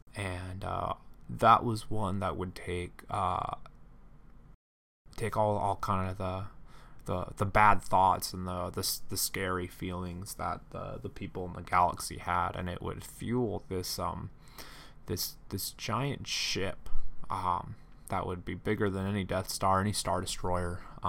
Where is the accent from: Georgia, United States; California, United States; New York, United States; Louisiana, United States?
California, United States; I grew up in Central California and in a farming community, and I really really liked working on cars.